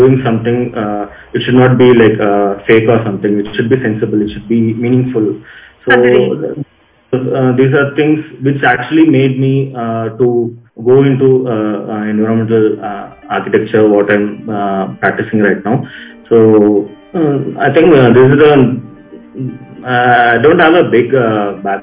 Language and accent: English; Chennai, Tamil Nadu, India; I'm from Chennai, so I am doing architecture. I did my architecture in Chennai, so basically I'm a city person